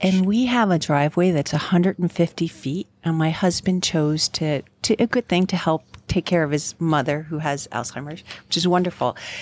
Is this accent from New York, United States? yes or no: yes; New York, United States; now in Colorado, United States; I am from New York and not Colorado